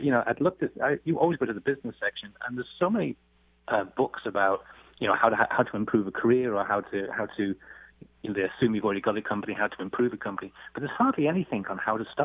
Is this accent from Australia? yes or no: no; England, United Kingdom; moved away; I come from England